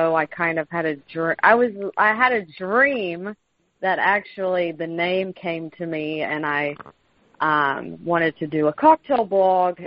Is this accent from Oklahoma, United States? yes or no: no; North Carolina, United States; now in Seattle, United States; I'm from North Carolina